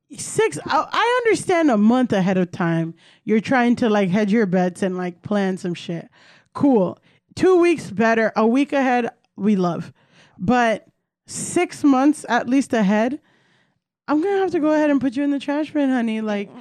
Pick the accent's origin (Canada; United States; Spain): United States; Miami, Florida; I'm from Miami